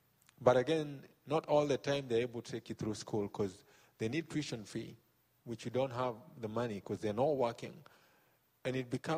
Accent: Nairobi, Kenya; now in United States; I was born in Matare, Nairobi, Kenya. I grew up hungry

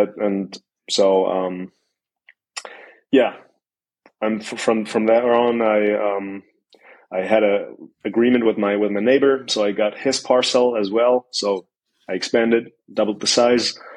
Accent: Mannheim, Baden-Württemberg, Germany; I'm 28. I'm from Mannheim, Germany

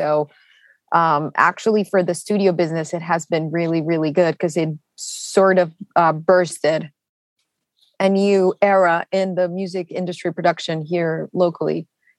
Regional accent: Bogota, Colombia; moved away as an adult; also born or lived in Santiago, Chile; now in United States; I am Colombian, born and raised.

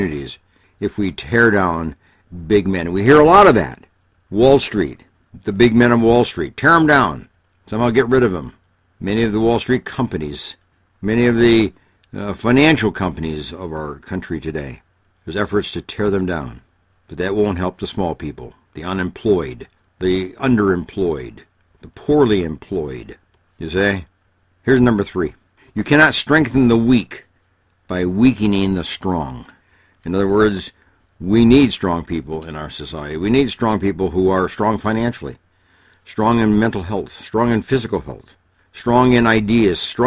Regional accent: Illinois, United States; I grew up in Illinois

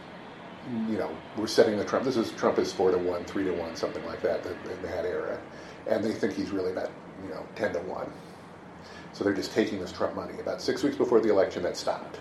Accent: Seattle, Washington, United States; I was born and raised in Seattle.

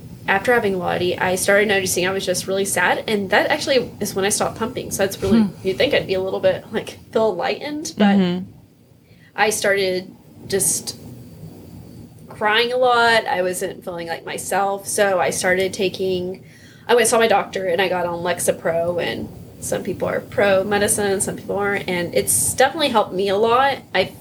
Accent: Dallas, Texas, United States; moved away as an adult; now in St. Louis, United States; growing up in Dallas

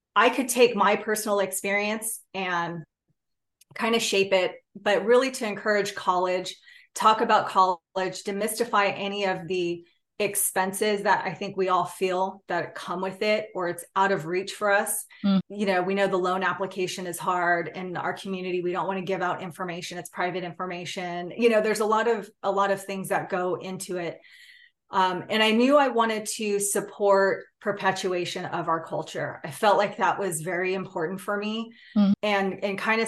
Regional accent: California, United States; I'm Native Hawaiian. I grew up in California

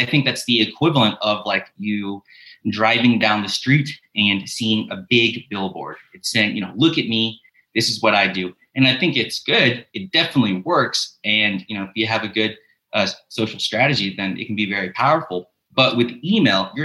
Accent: Memphis, Tennessee, United States; now in Budapest, Hungary; I'm originally from Memphis, Tennessee, but I currently live in Budapest, Hungary

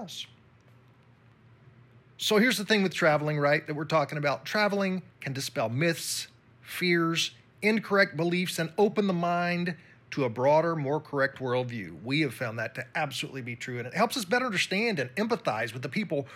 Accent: United States; I'm from the U.S., but because my skin was pale compared to theirs

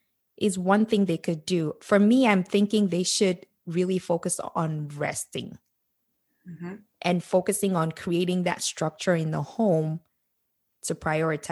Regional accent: Nigeria; moved away as an adult; growing up in Nigeria

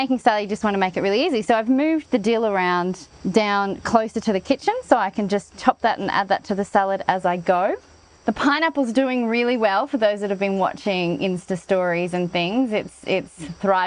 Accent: Australia; moved away; also born or lived in Canberra, Australia; I grew up in Australia and part of my life I lived in a place called Canberra

